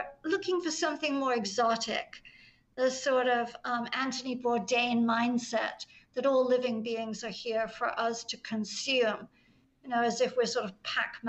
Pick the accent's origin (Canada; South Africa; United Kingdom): United Kingdom; England; I'm English